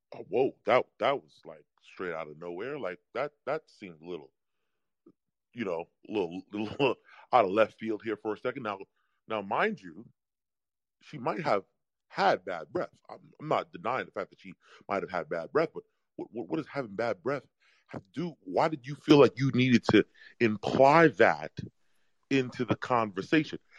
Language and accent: English; New York, United States; I'm from New York